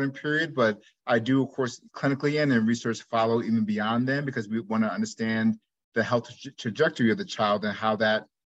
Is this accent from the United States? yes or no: yes; New Jersey, United States; moved away as an adult; also born or lived in Iowa / Chicago; I'm originally from New Jersey, grew up there.